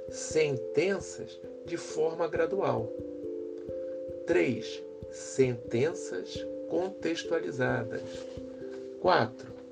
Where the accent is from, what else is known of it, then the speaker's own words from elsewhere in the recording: Rio de Janeiro, Brazil; sou carioca, tenho 57 anos e estudei português e literaturas na UFRJ